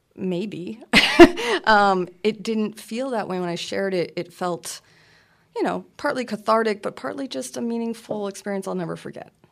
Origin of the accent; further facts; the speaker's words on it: Lewiston, Maine, United States; moved away; I'm from a s, town of Lewiston in Auburn, Maine, in South, you know, central Maine